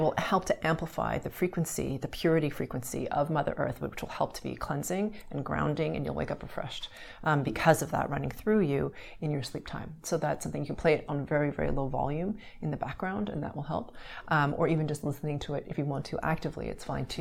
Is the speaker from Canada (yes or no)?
yes; Montreal, Quebec, Canada; I grew up in Montreal, Canada, where there was winter